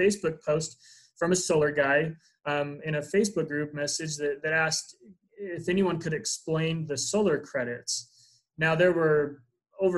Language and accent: English; Utah, United States; I'm from Utah